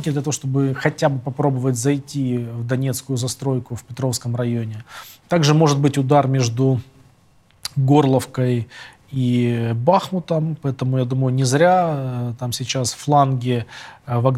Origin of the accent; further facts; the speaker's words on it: Kyiv, Ukraine; moved away; also born or lived in Boryspil; родился в Борисполе, да, Борисполь. в Киеве жил все эти годы.